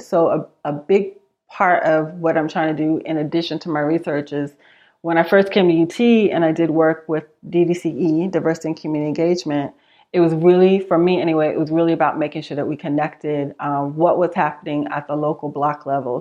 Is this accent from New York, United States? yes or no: yes; New York City, New York, United States; moved away as an adult; also born or lived in Manhattan; now in Austin, United States; I am originally from New York. I'm from Queens, spent a lot of my time in, uh, the city of Manhattan